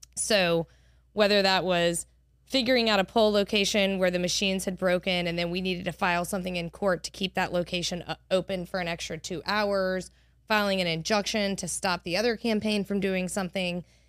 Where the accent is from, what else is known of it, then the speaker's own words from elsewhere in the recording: Monroe, Louisiana, United States; also born or lived in Cambridge, Massachusetts; now in Baton Rouge, United States; I grew up in Monroe